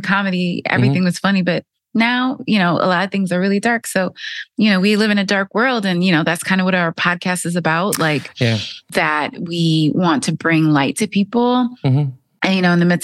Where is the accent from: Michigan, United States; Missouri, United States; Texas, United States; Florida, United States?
Michigan, United States; Southfield; moved away; I grew up in the Detroit area, in a suburb of Detroit called Southfield